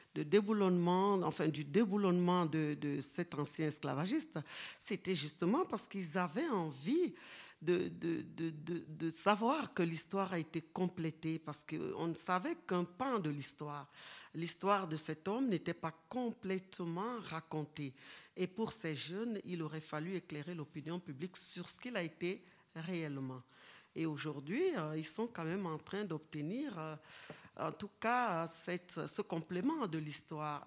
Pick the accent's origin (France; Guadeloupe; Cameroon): Cameroon; Kribi, South; moved away; je viens de Kribi, donc à une heure de Douala